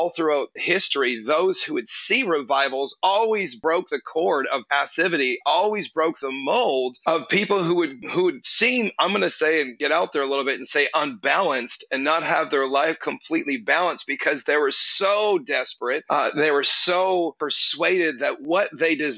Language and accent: English; Canada; now in Houston, United States; I'm Canadian originally, so Canadians are passive